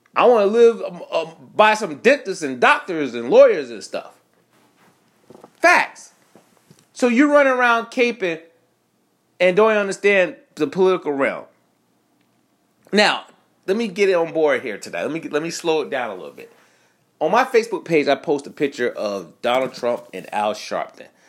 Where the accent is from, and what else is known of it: United States